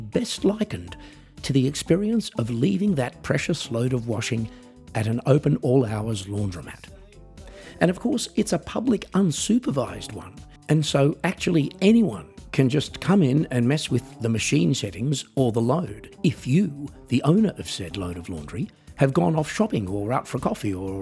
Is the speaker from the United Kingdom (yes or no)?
no; Australia; I am an Australian musician, singer-songwriter, comedian and coffee enthusiast.